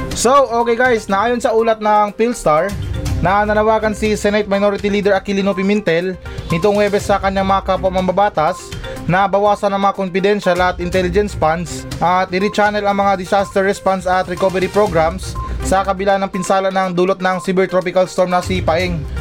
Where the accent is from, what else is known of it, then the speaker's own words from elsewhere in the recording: Philippines; bilang isang Pilipino